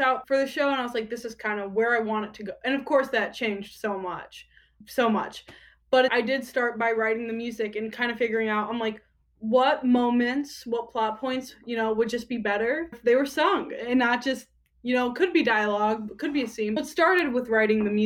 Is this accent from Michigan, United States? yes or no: yes; Michigan, United States; I am from Michigan, currently in Michigan.